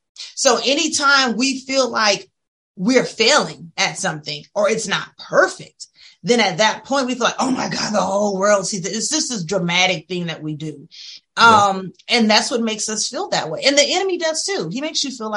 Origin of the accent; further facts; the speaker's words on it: Opelousas, Louisiana, United States; I grew up in a little small town. I'm from Opelousas